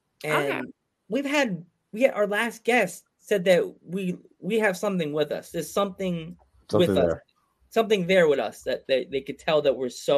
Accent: Pennsylvania, United States; Yeah. I'm from Pennsylvania.

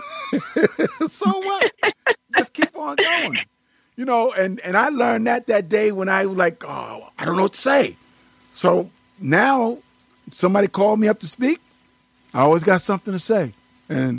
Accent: Amityville, New York, United States; the town that I grew up in Amityville, Long Island

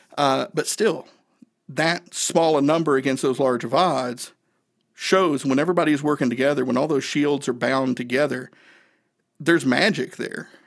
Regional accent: Northeast Tennessee, United States; I grew up in Northeast Tennessee

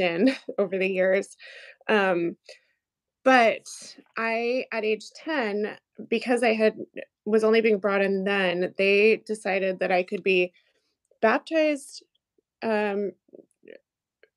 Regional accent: Portland, Oregon, United States; moved away; I grew up in Portland, which is super progressive.

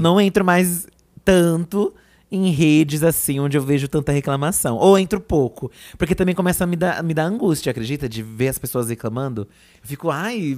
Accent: ABC Paulista, São Paulo, Brazil; a gente vinha lá do ABC

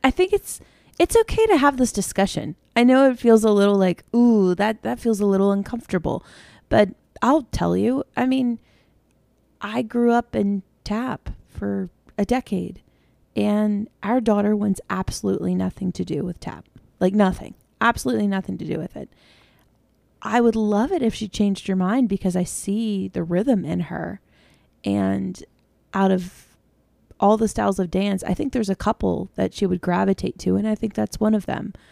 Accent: United States; being an American

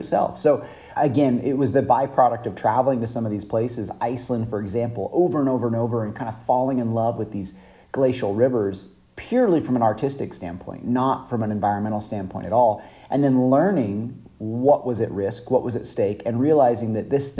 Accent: Five Cities, Central California, United States; I grew up in Central California, and I still live there today, actually. Small town called the Five Cities

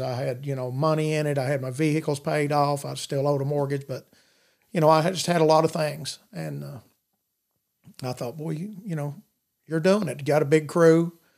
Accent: Madisonville, United States; I grew up in Madisonville all my life

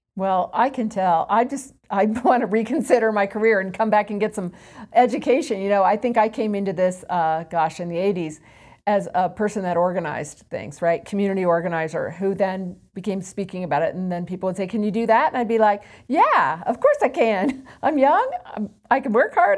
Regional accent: Indiana, United States; moved away as an adult; now in Colorado, United States; I grew up in Indiana

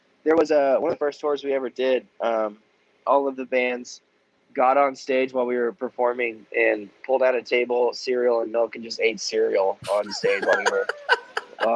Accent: Florida, United States; moved away as an adult; now in Nashville, United States; I'm from Florida

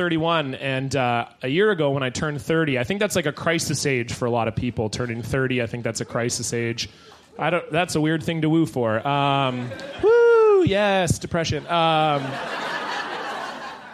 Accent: Surrey, British Columbia, Canada; I grew up in a city called Surrey, but I grew up in the south end of that city, which is very close to another city called White Rock.

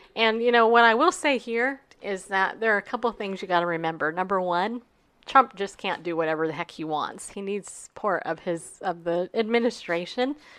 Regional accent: United States; as an American

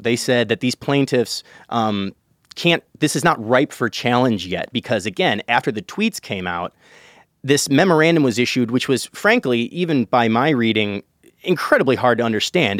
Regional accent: Chicago, Illinois, United States; my hometown, uh, the city of Chicago

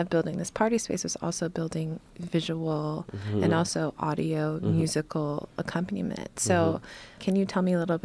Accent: Haiti; I'm Haitian

